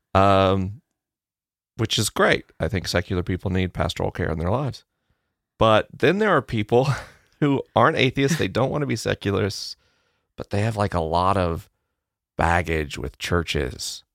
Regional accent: the South, Southern United States, United States; accent: Southern; my Southern accent

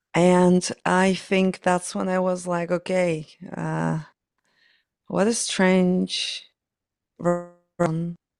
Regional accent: Ukraine; moved away as an adult; now in London, United Kingdom; I was born in Soviet Union, so Ukraine kind of was a part of Soviet Union back then.

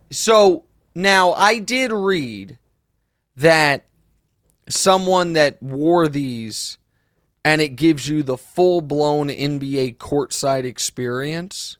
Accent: Kansas City, United States; I used to say this all the time about my hometown. I've probably said it on the podcast. The only difference between Kansas City and Des Moines is we have the Chiefs and the Royals

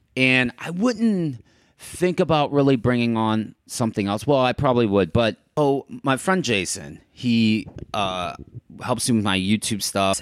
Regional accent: St. Louis, Missouri, United States; moved away as an adult; also born or lived in Chicago / New York / Miami; now in Los Angeles, United States; I'm from Saint Louis

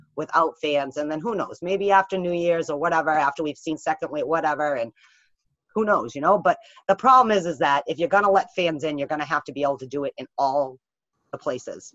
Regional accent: New England, United States; I grew up in New England.

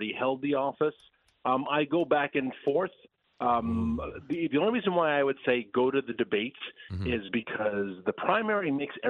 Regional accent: Virginia, United States; my home state of Virginia.

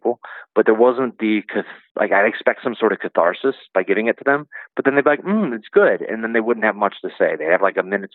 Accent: Iowa, United States; moved away; Alex and I grew up in Iowa together back when I lived there.

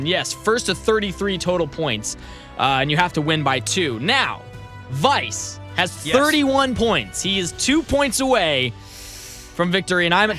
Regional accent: United States; I am an American, sir.

